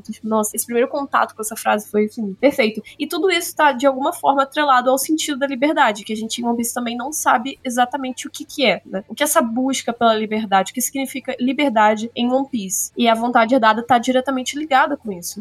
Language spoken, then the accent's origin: Portuguese; Rio de Janeiro, Brazil; accent: carioca; Também sou carioca